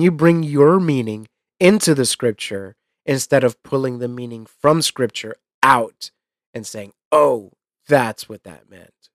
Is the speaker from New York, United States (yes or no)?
yes; New York, United States; him and I were you know, essentially the same kid growing up in New York